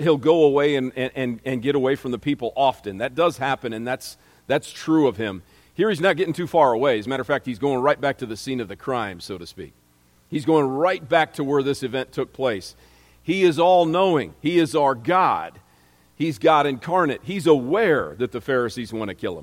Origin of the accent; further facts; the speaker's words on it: Momence, Illinois, United States; my hometown, there aren't any other Momenses in the world